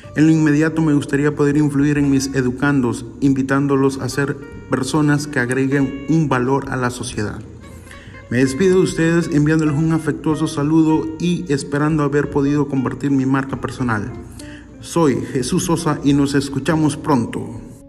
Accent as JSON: {"language": "Spanish", "town": "Huimanguillo", "region": "Tabasco", "country": "Mexico", "tie": "born or raised there", "said": "Nací en Huimanguillo, Tabasco, México"}